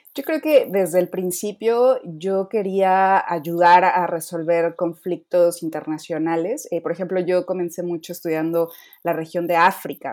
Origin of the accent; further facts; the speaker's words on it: Mexico; soy la primera mexicana que participa en la iniciativa